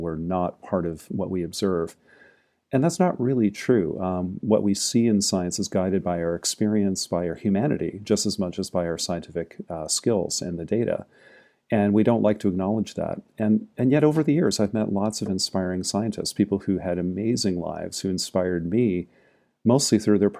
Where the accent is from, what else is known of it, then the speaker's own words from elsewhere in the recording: Maine, United States; I was growing up in Maine, actually, Jacqueline, near where you live now.